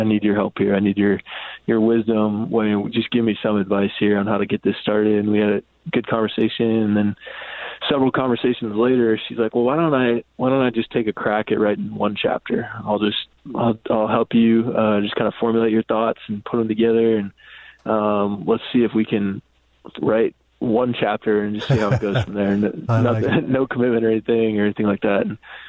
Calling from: Seattle, Washington, United States; I'm here from Seattle. Good to talk with you all.

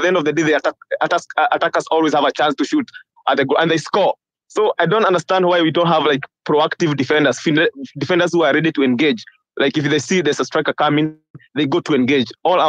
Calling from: Seattle, Washington, United States; I'm from Seattle.

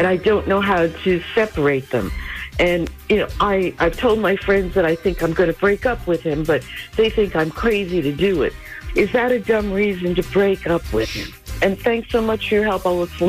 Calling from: Pasadena, California, United States

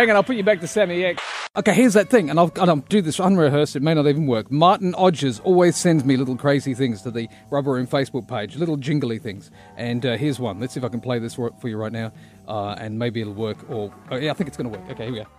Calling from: Australia; I'm calling you from Australia.

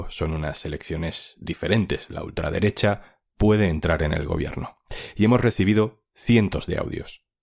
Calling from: Toulouse, Occitania, France; te mando un mensaje desde Toulouse, Francia.

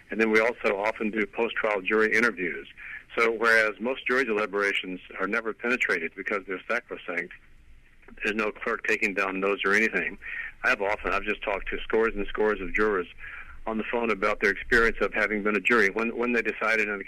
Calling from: Pasadena, California, United States; I'm in Pasadena, California.

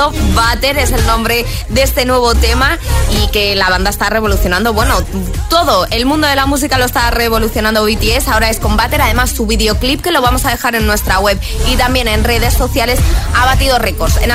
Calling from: Asturias, Spain; desde Asturias

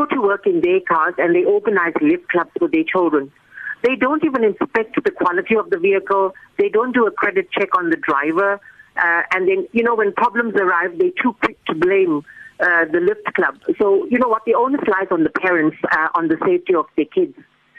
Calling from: Johannesburg, Gauteng, South Africa; I'm calling you from Johannesburg.

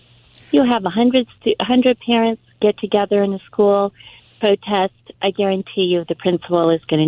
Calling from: Los Angeles, California, United States; I'm calling from Los Angeles.

